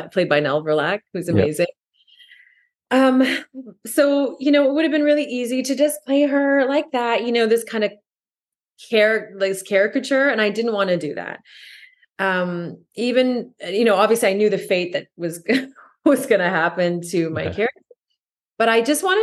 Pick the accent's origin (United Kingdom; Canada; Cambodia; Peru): Canada; I'm French Canadian